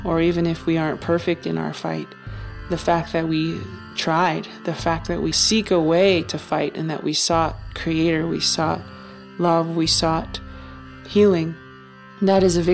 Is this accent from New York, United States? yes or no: no; Taos, New Mexico, United States; now in Santa Fe, United States; Taos, New Mexico, my hometown